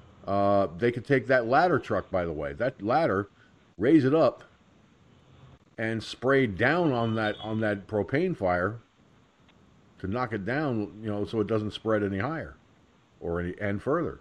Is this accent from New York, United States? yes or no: yes; Peekskill, New York, United States; Peekskill, my hometown